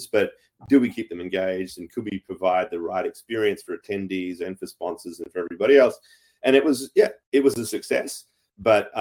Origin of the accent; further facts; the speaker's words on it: Australia; I'm an Aussie of Irish descent